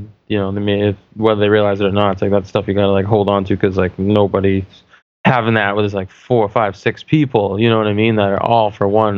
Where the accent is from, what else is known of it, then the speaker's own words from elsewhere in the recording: New Hampshire, United States; I'm from New Hampshire.